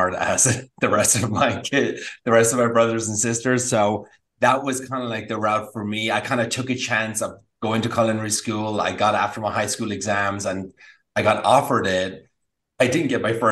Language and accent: English; Ireland; moved away as an adult; also born or lived in Napa Valley, California; now in United States; Growing up in Ireland was like brilliant and cooking and all that kind of stuff.